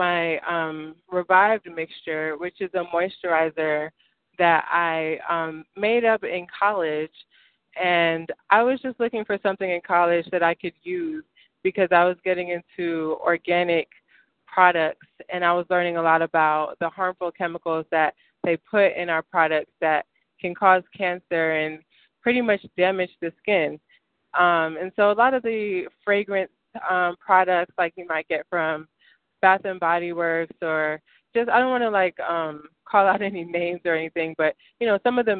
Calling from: Stone Mountain, Georgia, United States; I'm calling from Stone Mountain, Georgia.

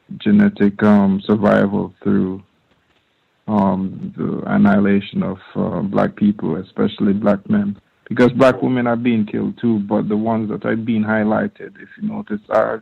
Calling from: Norway; I'm calling in from Norway.

